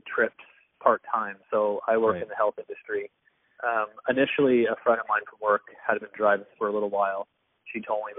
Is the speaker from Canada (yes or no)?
yes; Grimsby, Ontario, Canada; I am from Grimsby.